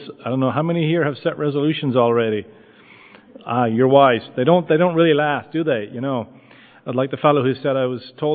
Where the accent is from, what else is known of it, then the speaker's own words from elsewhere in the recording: Limerick, Munster, Ireland; moved away as an adult; also born or lived in United States / Douglas, Cork; now in Shanballymore, Ireland; I grew up in Limerick